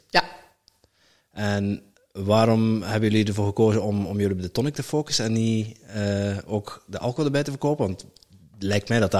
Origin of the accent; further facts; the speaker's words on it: Netherlands; ik ben zelf ook een Nederlander en eh, eh, ik switch een beetje.